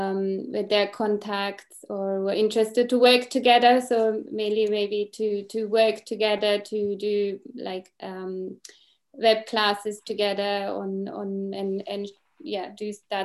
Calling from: Reading, South East England, United Kingdom; I'm joining from the UK in Reading.

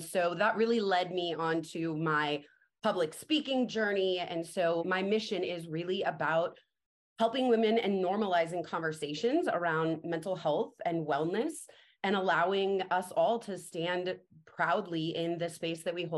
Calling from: Phoenix, Arizona, United States; I am joining you from Phoenix, Arizona.

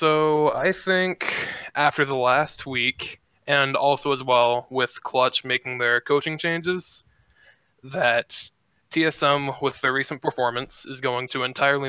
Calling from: Oklahoma City, Oklahoma, United States; I'm calling in from Oklahoma City.

